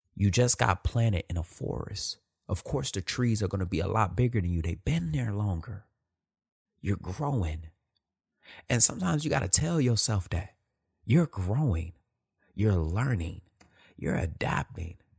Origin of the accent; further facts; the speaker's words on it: Detroit, Michigan, United States; Born and raised in Detroit, Michigan